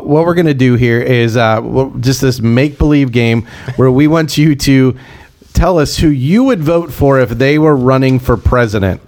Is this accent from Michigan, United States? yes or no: no; Pittsburgh, Pennsylvania, United States; we're from Pittsburgh